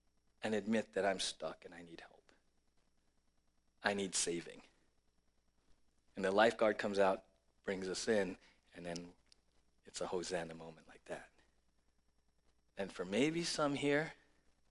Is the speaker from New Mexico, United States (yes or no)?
no; San Diego, California, United States; I grew up in San Diego